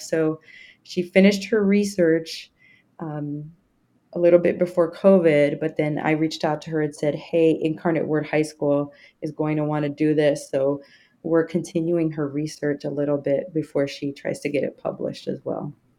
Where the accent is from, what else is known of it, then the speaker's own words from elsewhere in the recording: Indiana, United States; now in Texas, United States; I grew up in Indiana